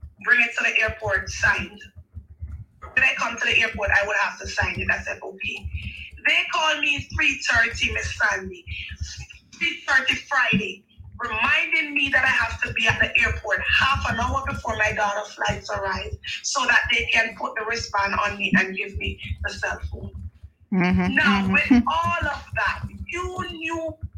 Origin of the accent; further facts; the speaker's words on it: Montego Bay, Saint James, Jamaica; I'm from Montego Bay.